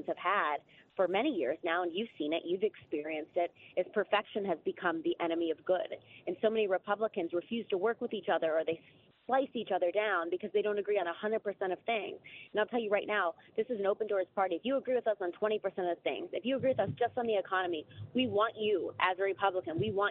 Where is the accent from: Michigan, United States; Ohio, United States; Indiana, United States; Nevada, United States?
Ohio, United States; I'm in Ohio. I'm from Ohio.